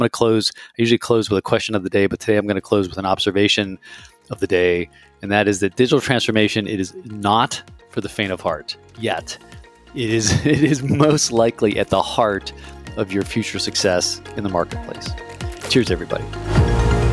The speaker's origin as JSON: {"language": "English", "country": "United States", "said": "as an American"}